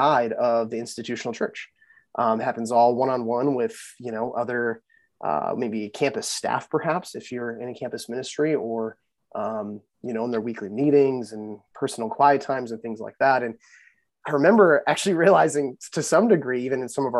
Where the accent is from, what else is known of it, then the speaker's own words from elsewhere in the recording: Chippewa Falls, Wisconsin, United States; moved away as an adult; I grew up in Western Wisconsin, a little town called Chippewa Falls.